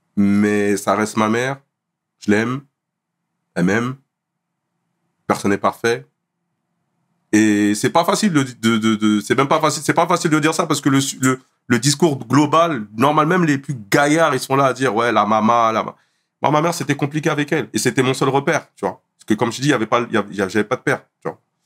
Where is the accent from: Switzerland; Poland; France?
France; Bondy, Île-de-France; je suis né à Bondy. J'ai grandi à Bondy.